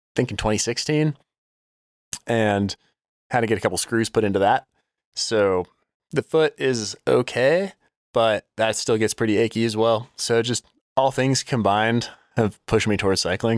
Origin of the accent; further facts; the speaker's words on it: Denver, Colorado, United States; also born or lived in Oklahoma / New Jersey; now in Colorado Springs, United States; grew up in Denver, Colorado, and then lived in the same house my entire life